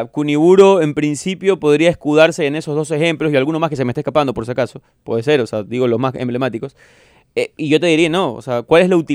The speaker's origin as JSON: {"language": "Spanish", "country": "Ecuador", "said": "pero soy ecuatoriano."}